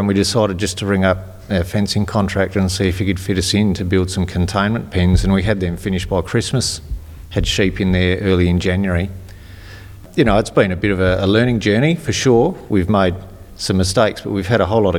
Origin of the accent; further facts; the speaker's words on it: Inman Valley, South Australia, Australia; now in Coombe, Australia; I grew up in Inman Valley